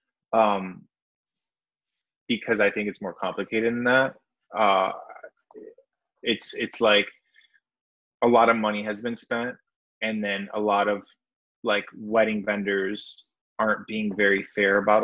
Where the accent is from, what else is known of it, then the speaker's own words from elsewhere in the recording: Wisconsin, United States; moved away; I'm from Wisconsin originally